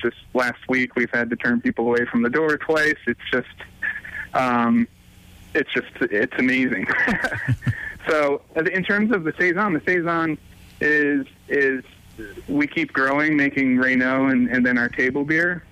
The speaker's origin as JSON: {"language": "English", "region": "New England", "country": "United States", "tie": "born or raised there", "also_born_or_lived": "New Hampshire / Connecticut / Kentucky", "moved": "as an adult", "said": "I grew up around New England"}